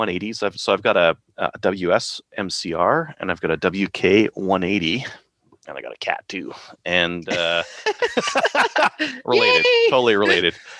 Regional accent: Canada; I'm a Canadian

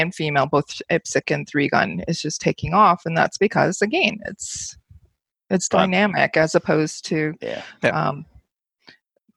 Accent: Ontario, Canada; I come from Ontario

